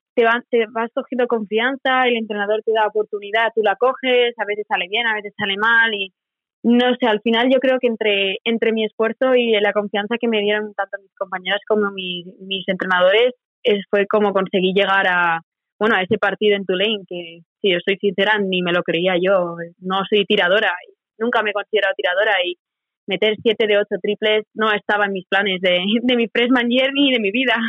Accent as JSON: {"language": "Spanish", "country": "Spain", "moved": "as an adult", "lives_now": "Corpus Christi, United States", "said": "siendo tres españolas"}